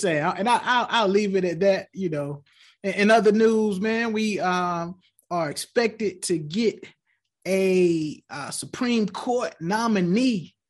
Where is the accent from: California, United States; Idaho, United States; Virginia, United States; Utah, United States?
Virginia, United States; Tidewater; moved away; I grew up in Tidewater, Virginia